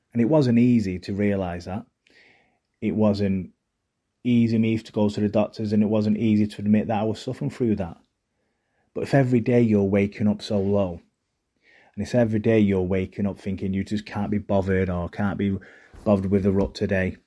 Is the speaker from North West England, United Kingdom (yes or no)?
yes; Manchester, North West England, United Kingdom; accent: Mancunian; I had a Mancunian accent